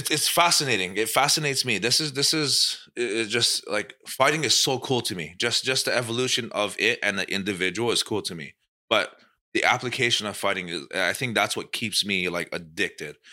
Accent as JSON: {"language": "English", "region": "Hawaii", "country": "United States", "tie": "born or raised there", "said": "Max is from, you know, my hometown"}